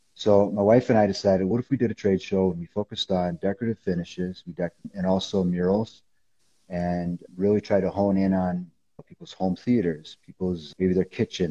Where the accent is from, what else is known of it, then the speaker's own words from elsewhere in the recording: Illinois, United States; moved away as an adult; now in Colorado Springs, United States; I came back to Illinois the fall of my senior year